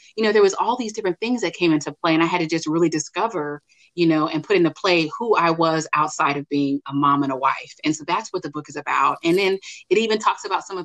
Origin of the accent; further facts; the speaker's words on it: California, United States; moved away as an adult; now in Dallas, United States; I'm actually a California native. Love my home state.